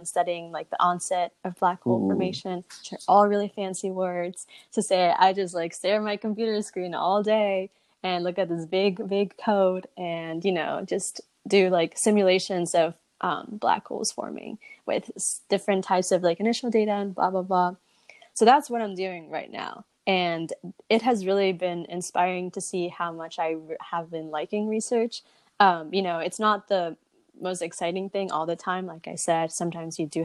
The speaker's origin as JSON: {"language": "English", "region": "Southern California", "country": "United States", "tie": "born or raised there", "said": "growing up in Southern California"}